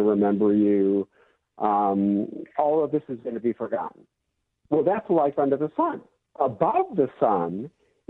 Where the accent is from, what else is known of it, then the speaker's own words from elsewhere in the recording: Michigan, United States; now in California, United States; I'm from Michigan